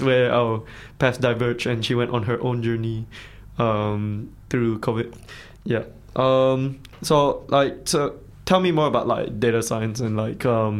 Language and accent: English; Malaysia; accent: Malaysian; now in Dunedin, New Zealand; my Malaysian accent